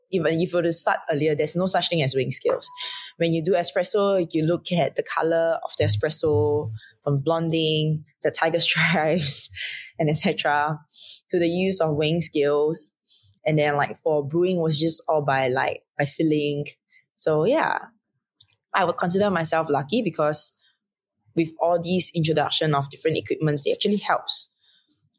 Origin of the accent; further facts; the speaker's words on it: Singapore; I'm from Singapore